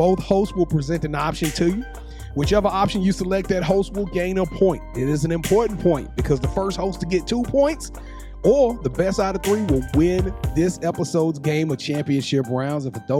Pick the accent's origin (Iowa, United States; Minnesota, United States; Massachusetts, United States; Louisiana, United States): Louisiana, United States; I'm from Louisiana, and that's how we do it.